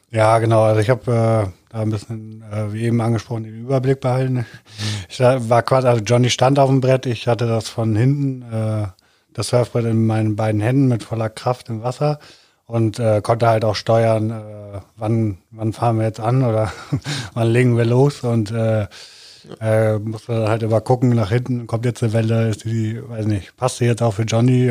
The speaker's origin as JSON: {"language": "German", "region": "Hamburg", "country": "Germany", "moved": "yes", "lives_now": "Cologne, Germany", "said": "ich komme aus Hamburg, äh, wohne in Köln"}